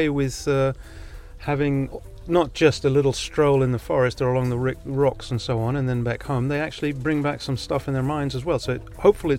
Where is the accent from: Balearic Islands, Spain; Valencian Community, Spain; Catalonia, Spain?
Balearic Islands, Spain; Ibiza; first language Ibicenco Catalan; English is a second language; moved away; I came to the island when I was a year old. So my first language was Ibithenko, and then English later on, and I grew up, and now I'm back.